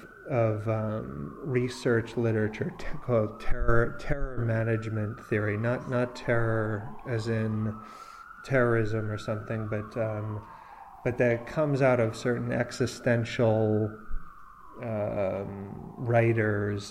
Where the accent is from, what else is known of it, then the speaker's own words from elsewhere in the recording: New York, United States; also born or lived in California; And I grew up in here in New York, but I was out in California